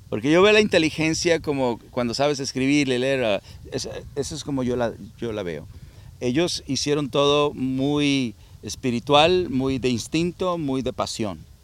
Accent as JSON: {"language": "Spanish", "town": "Culiacán", "region": "Sinaloa", "country": "Mexico", "tie": "born or raised there", "moved": "yes", "lives_now": "United States", "said": "nací en Culiacán y luego me llevaron a, al rancho en Hispalino con mis abuelos"}